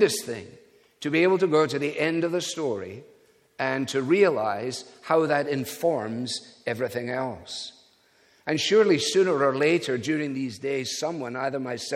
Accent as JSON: {"language": "English", "region": "Scotland", "country": "United Kingdom", "said": "being a Scotsman"}